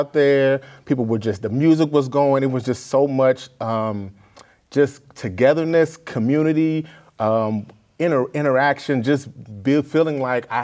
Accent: St. Louis, Missouri, United States; moved away; I'm originally from St. Louis

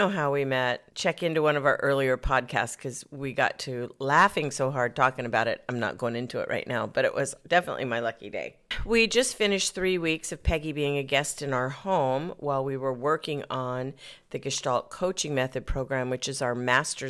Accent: Arizona, United States; Southern route goes back into my roots where I was raised in Arizona, and I wouldn't recognize the state now.

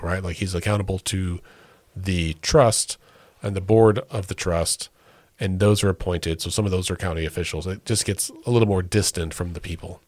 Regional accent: Oklahoma, United States; we are proud to say we're from Oklahoma

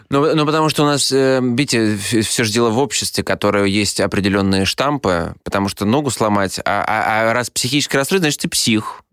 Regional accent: Saint Petersburg, Russia; Я вырос на улицах Петербурга.

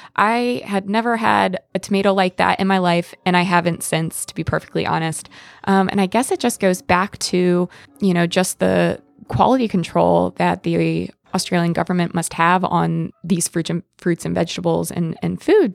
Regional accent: Pennsylvania, United States; I'm from Pennsylvania

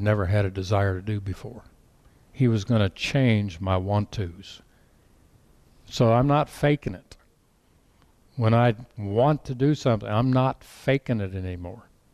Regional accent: Colorado, United States; I grew up in Colorado

